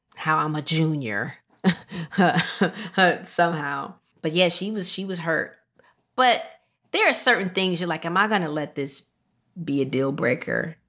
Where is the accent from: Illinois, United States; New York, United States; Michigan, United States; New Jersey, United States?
Illinois, United States; Rockford; moved away; I loved my hometown of Rockford, Illinois